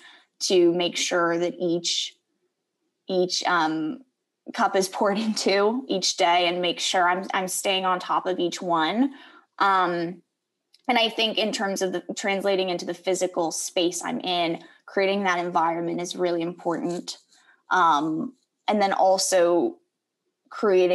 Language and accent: English; Connecticut, United States; moved away; also born or lived in Arkansas / Missouri / California / Spain; I grew up in Connecticut